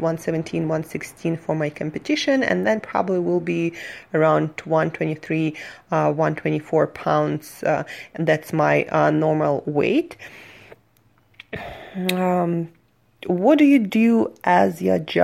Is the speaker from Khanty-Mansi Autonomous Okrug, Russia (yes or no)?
yes; Surgut, Khanty-Mansi Autonomous Okrug, Russia; moved away as an adult; now in New York, United States; I'm from Russia, Siberia, a city called Surgut